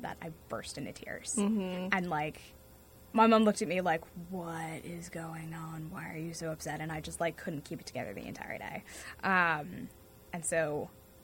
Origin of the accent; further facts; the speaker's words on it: North Andover, Massachusetts, United States; I am from North Andover, Massachusetts, so about half an hour north of Boston